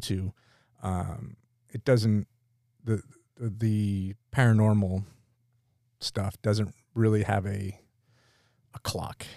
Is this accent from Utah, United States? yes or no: no; near Pottsville, Pennsylvania, United States; we grew up near Pottsville